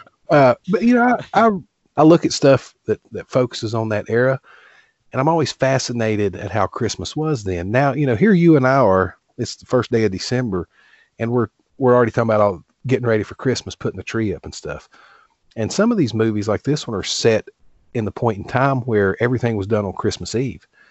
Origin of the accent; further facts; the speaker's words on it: Appalachian Mountains, United States; I grew up here in the Appalachian Mountains